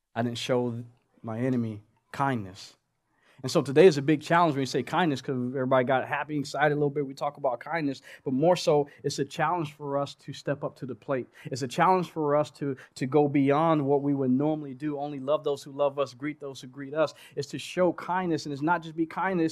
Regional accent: Oklahoma, United States; moved away; I'm from Oklahoma

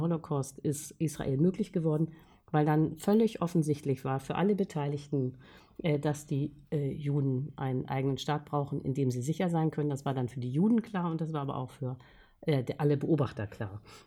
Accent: Germany; als Deutsche

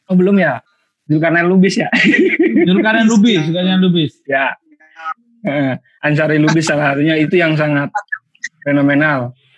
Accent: Medan, North Sumatra, Indonesia; pengalaman masa kecil di Medan itu ada juga tarkam seingat seingat saya waktu masih kecil itu masih SD salah satu pemain yang tampil di tarkam daerah saya

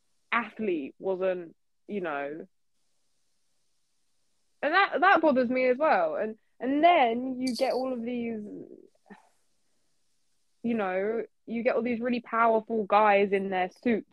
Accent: United Kingdom; I'm a British person. I'm half Middle Eastern. I've always lived in the UK.

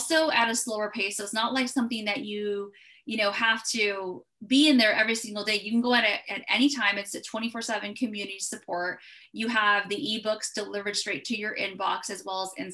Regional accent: California, United States; I'm from California.

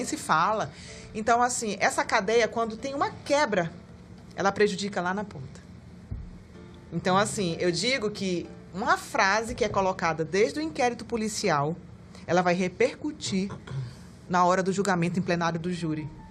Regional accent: Amapá, Brazil; also born or lived in Pará; now in Manaus, Brazil; Quando eu cheguei em Manaus, eu sou amapaense, então uhum. eu morei também na, no Pará

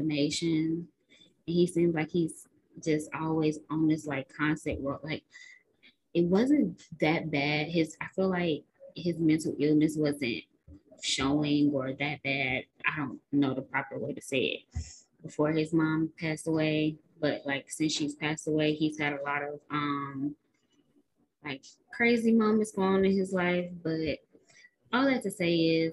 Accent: Chicago, Illinois, United States; we're from Chicago

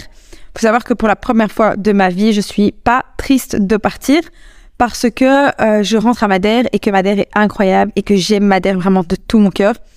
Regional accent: Belgium; je suis belge, quand je suis rentrée en Belgique

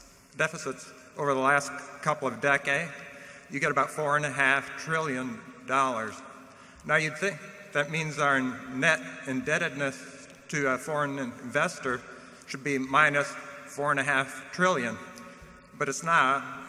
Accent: Kansas City, Missouri, United States; from Kansas City.

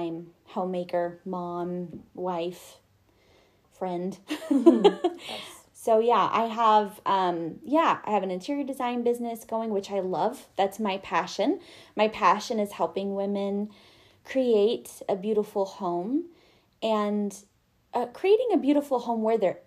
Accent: Montana, United States; also born or lived in Arizona; I, as Jessica mentioned, was born and raised in Montana

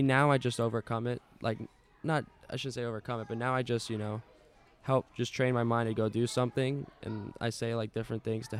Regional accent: Maryland, United States; moved away; I was born in Maryland.

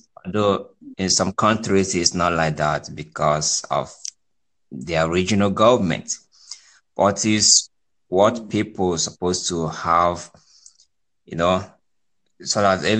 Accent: Dominican Republic; now in London, United Kingdom; I'm from Native Caribbean, place? Dominican Republic.

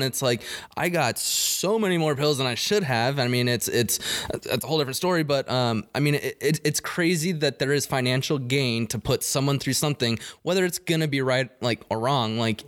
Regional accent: Yuma, Arizona, United States; I'm from Yuma, where there's a huge military base there, and just all my high school buddies went on to the military

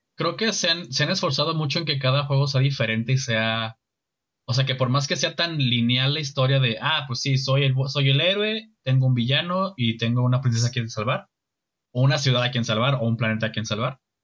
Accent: Mexico; como ciudadano mexicano, como representante del país

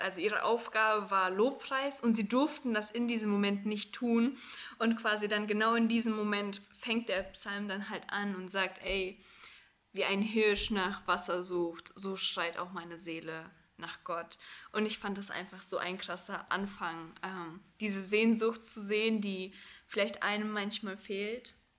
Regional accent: Cologne, North Rhine-Westphalia, Germany; Wir sind äh, beide aus Köln

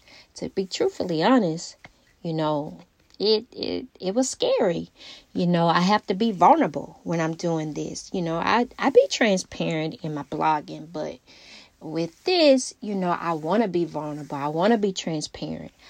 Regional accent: Alexandria, Louisiana, United States; my hometown, Alexandria, Louisiana. I always rep my hometown just because that's where we're from

